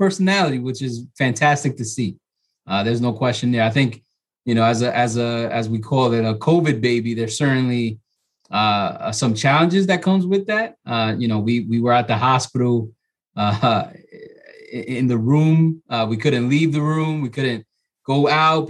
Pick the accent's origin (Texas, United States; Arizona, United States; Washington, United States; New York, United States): New York, United States; New York City; moved away as an adult; now in Hudson Valley, United States; I'm originally from New York City, from the Bronx.